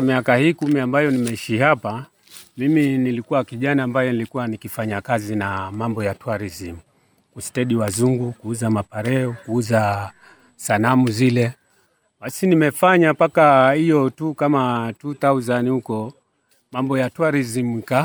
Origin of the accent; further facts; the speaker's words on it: Kenya; Sisi ni Wakenya